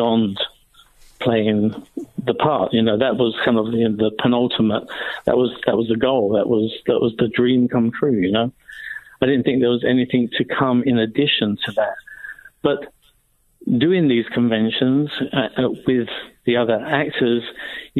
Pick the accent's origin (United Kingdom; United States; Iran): United Kingdom; being a Brit